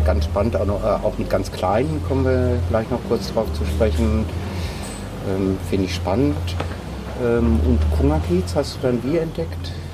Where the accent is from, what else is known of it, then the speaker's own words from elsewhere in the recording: North Rhine-Westphalia, Germany; now in Berlin, Germany; als Westfaler